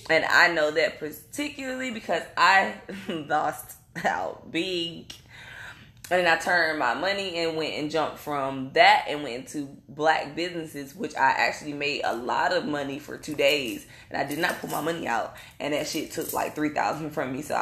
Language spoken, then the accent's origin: English; North Carolina, United States; I'm from North Carolina, and I'm saying in the North Carolina, our soil is rich.